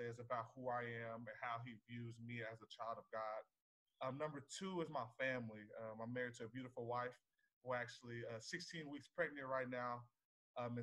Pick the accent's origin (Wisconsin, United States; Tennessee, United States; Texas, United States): Texas, United States; I was born and raised in Texas, the greatest state in the country